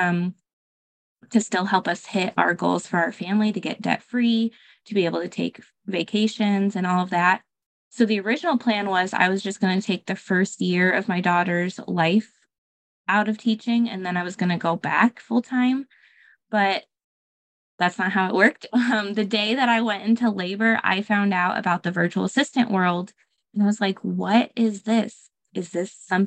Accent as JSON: {"language": "English", "region": "Michigan", "country": "United States", "also_born_or_lived": "Texas", "moved": "as an adult", "said": "I'm actually originally from Michigan, but I moved across the states to Texas to teach"}